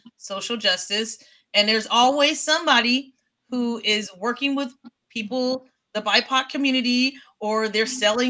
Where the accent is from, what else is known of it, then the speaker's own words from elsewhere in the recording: California, United States; moved away; also born or lived in Las Vegas; Obviously, I told you I came from Cali. When I grew up, I didn't have exposure to that.